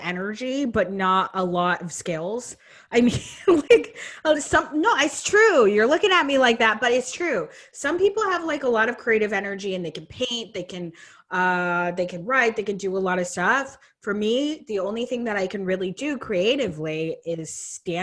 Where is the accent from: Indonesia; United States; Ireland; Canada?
United States; Vermont; moved away as an adult; now in Brooklyn, United States; I'm from Vermont. And then moved to Brooklyn 4 years ago